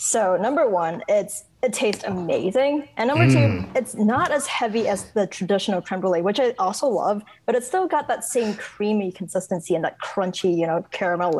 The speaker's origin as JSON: {"language": "English", "country": "Hong Kong", "tie": "born or raised there", "also_born_or_lived": "upstate New York / Chicago", "moved": "as an adult", "lives_now": "Bloomington, United States", "said": "I was born and raised in Hong Kong, and then I went to college in upstate New York"}